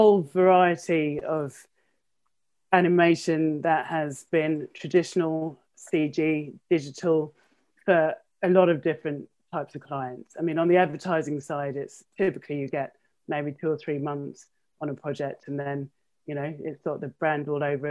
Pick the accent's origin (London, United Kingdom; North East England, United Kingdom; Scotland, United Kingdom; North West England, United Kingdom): London, United Kingdom; moved away as an adult; now in Kent, United Kingdom; born and bred in South London, Lewisham girl.